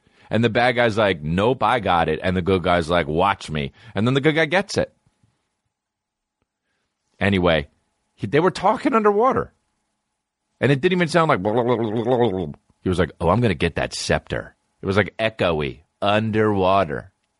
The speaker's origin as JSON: {"language": "English", "country": "Canada", "said": "As a Canadian, but Edmonton, it might as well be fucking America."}